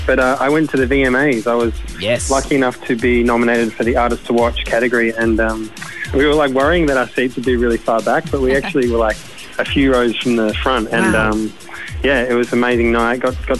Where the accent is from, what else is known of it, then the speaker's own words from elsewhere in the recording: Melbourne, Victoria, Australia; and I'm from Melbourne